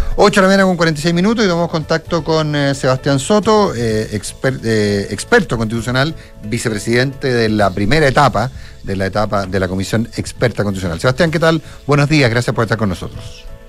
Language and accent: Spanish; Chile; los chilenos tenemos